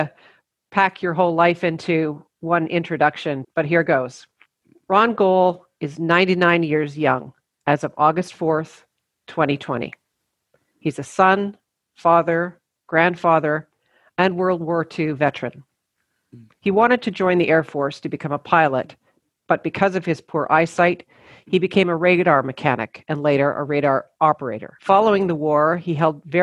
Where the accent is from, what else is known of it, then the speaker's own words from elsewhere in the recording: Peace River, Alberta, Canada; I was born in Peace River